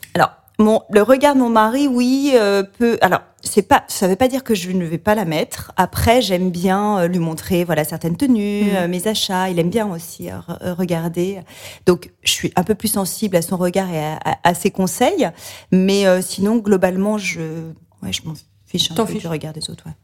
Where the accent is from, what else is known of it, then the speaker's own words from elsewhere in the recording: Beaujolais, near Lyon, Auvergne-Rhône-Alpes, France; J'ai grandi dans le Beaujolais, à la campagne près de Lyon